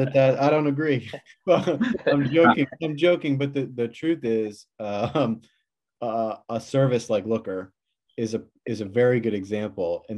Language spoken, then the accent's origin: English; Baltimore, Maryland, United States; moved away as an adult; now in Boston, United States; I'm from Baltimore and I now live in Boston.